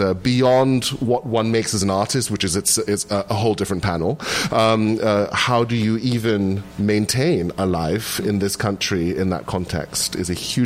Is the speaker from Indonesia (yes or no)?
yes; Indonesia; now in United States; my home country of Indonesia, which is where my parents and my whole family still live, does not look kindly on dual citizenship.